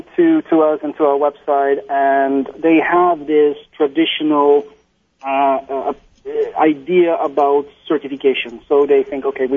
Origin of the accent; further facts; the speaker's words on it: Netherlands; I'm from Holland.